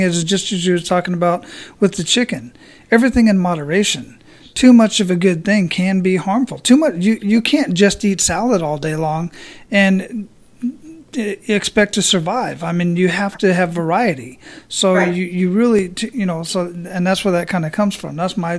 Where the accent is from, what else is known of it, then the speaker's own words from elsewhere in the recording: Phoenix, Arizona, United States; I was born and raised in Phoenix, Arizona, and I've been to 23 countries on 5 continents.